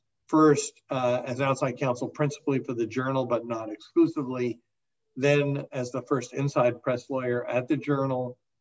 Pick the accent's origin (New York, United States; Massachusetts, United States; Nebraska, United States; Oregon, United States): New York, United States; New York City; I grew up in Riverdale, New York, the Northwest Bronx